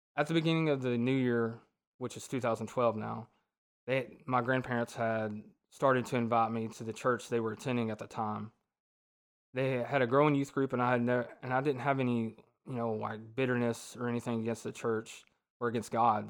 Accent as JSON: {"language": "English", "town": "Ringgold", "region": "Georgia", "country": "United States", "tie": "born or raised there", "said": "I was born and raised in Ringgold, Georgia"}